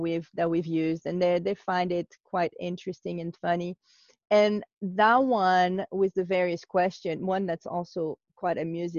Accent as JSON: {"language": "English", "country": "France", "moved": "yes", "lives_now": "United States", "said": "I'm from France, I live in the US"}